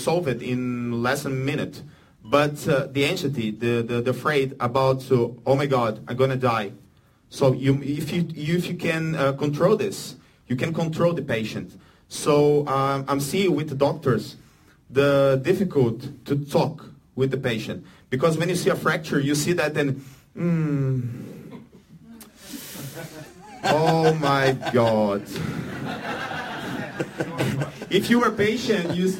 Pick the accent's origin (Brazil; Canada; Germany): Brazil; English is a second language; I'm from Brazil, so my English is not so good